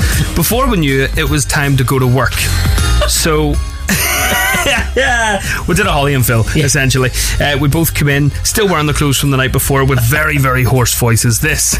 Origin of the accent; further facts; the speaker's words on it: Belfast, Northern Ireland, United Kingdom; I'm from Belfast